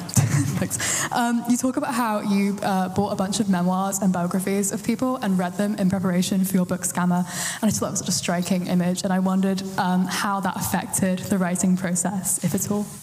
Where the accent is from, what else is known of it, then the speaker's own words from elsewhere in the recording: Manchester, North West England, United Kingdom; moved away as an adult; now in Cambridge, United Kingdom; Where am I from? Manchester.